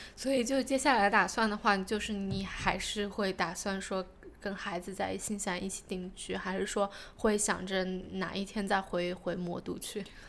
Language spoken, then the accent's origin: Chinese; China; now in New Zealand; 我是中国人